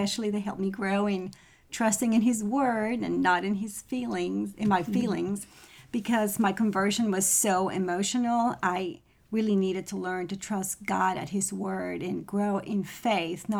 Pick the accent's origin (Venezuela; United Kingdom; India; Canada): Venezuela; now in Knoxville, United States; I am from Venezuela.